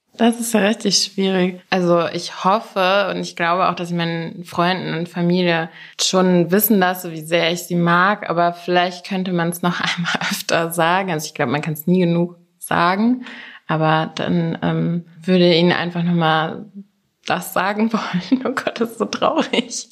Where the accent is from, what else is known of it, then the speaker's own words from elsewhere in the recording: near Wiesbaden, Hesse, Germany; moved away as an adult; also born or lived in Stade / United States / Berlin; now in Hamburg, Germany; Bin aber nur geboren und bin in Hessen aufgewachsen, hinter Wiesbaden auf einem Dorf.